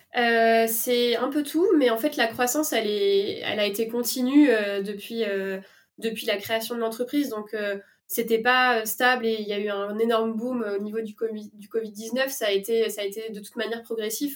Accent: La Rochelle, Nouvelle-Aquitaine, France; moved away; also born or lived in Paris; je suis pas originaire de Paris, je viens de La Rochelle

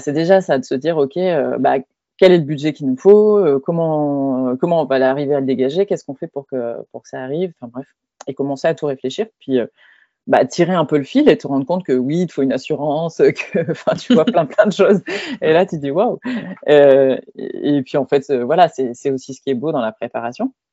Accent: France

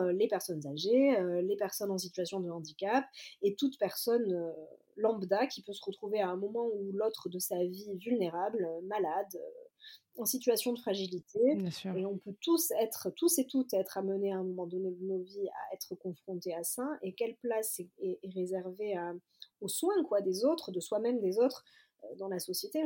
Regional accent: Marseille, Provence-Alpes-Côte d'Azur, France; je suis marseillaise.

